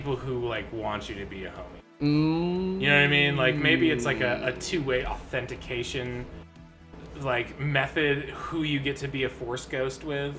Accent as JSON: {"language": "English", "town": "Hopkinton", "region": "New Hampshire", "country": "United States", "tie": "born or raised there"}